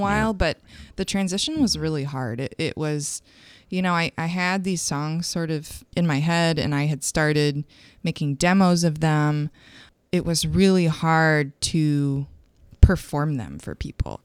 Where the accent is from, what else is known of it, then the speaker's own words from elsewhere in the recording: Grand Rapids, Michigan, United States; moved away as an adult; now in St. Louis, United States; I was gro-, growing up in Grand Rapids, Michigan